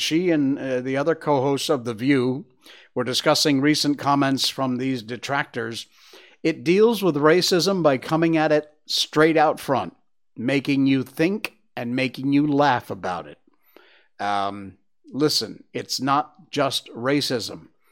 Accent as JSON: {"language": "English", "region": "Northwest Connecticut", "country": "United States", "tie": "born or raised there", "moved": "yes", "lives_now": "Malaysia", "said": "my hometown in Northwest Connecticut"}